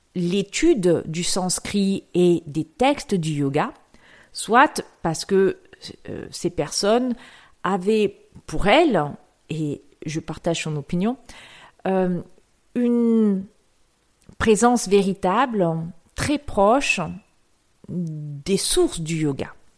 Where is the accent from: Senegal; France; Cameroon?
France; also born or lived in Aix-en-Provence; Je suis née en France. J'ai des parents français. J'ai des parents qui ont vécu à la campagne et j'ai vécu très longtemps à la campagne